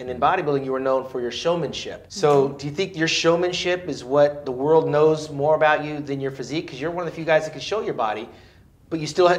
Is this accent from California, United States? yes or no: yes; Orange County, California, United States; I'm from Orange County.